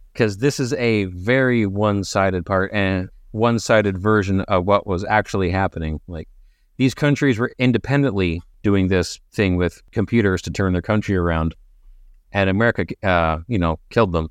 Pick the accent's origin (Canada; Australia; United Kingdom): Canada; I'm a Canadian